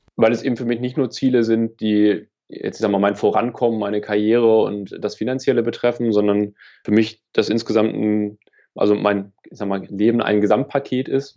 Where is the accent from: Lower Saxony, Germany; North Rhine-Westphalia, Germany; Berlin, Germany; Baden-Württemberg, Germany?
Lower Saxony, Germany; Niedersachsen ist äh, meine Heimat. Ja. Mhm. Ähm, ich komme vom Dorf hier